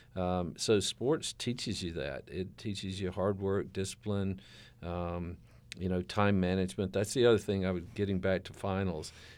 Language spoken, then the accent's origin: English; the South, United States; moved away; growing up in the South